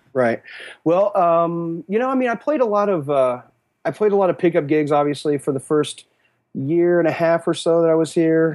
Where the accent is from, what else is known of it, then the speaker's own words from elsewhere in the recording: Western Kansas, United States; moved away as an adult; now in Kansas City, United States; growing up in Western Kansas